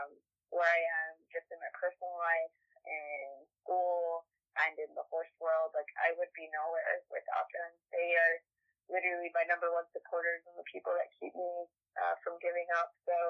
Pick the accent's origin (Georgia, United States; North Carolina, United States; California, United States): North Carolina, United States; Fayetteville; also born or lived in Fort Drum, New York; I was originally born here, but I'm a military child, like most people from Fayetteville. So, I grew up on Fort Bragg and in New York, on Fort Drum base.